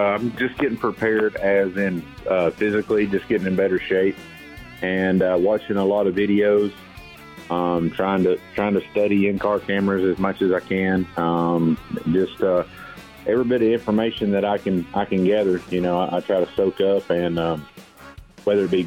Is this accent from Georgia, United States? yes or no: yes; Blairsville, Georgia, United States; my hometown is in Blairsville, Georgia